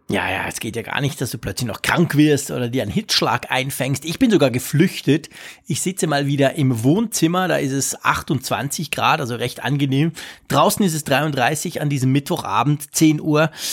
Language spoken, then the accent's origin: German; Switzerland; als Schweizer